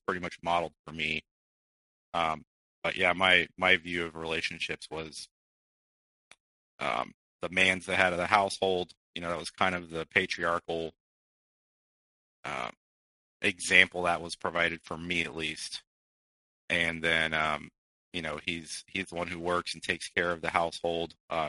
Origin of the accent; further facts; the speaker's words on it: Midwest, United States; born there; I was born in the Midwest. My family travels quite a bit because of my father's occupation, and so we had actually moved outside of the country for a couple of years.